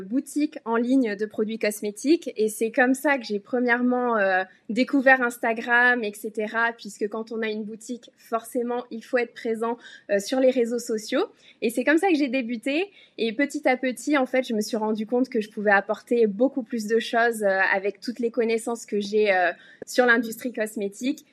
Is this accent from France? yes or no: yes; France; moved away as an adult; now in Hong Kong; j'ai quitté la France il y a quelques années